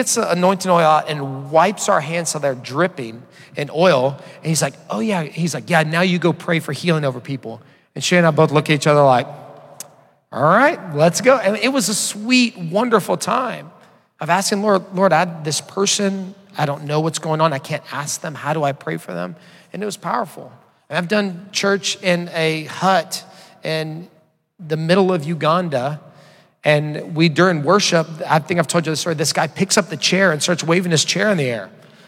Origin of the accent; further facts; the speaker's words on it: Orange, Texas, United States; moved away; I grew up in Orange, Texas in the 80s and 90s